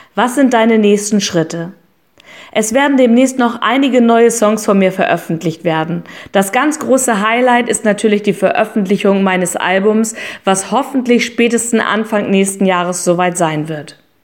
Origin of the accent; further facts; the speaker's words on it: Hamburg, Germany; ich komme aus Hamburg